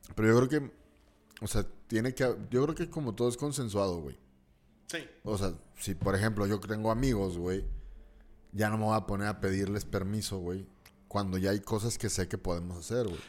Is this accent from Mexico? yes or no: yes; Torreón, Coahuila, Mexico; de aquí como lagunero